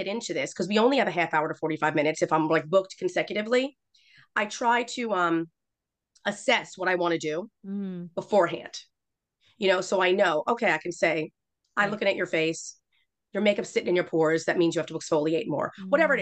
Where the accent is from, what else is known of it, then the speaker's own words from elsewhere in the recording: New York City, New York, United States; I'm a girl from Queens